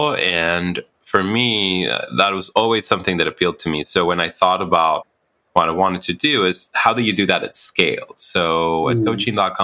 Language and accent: English; Mexico; now in United States; I'm actually Mexican American, so I grew up in Mexico